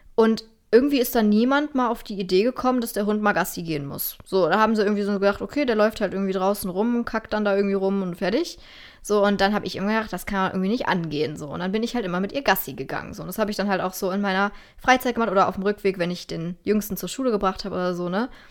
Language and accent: German; Germany; als Deutscher oder Europäer